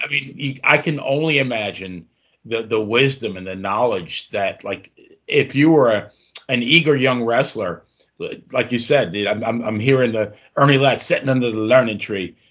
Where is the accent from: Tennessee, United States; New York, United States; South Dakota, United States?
New York, United States; also born or lived in New Jersey; now in Virginia, United States; I grew up in New York